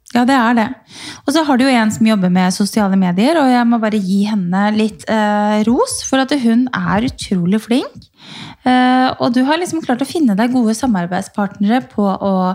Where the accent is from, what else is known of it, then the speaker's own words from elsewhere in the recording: Norway; hjemme i Norge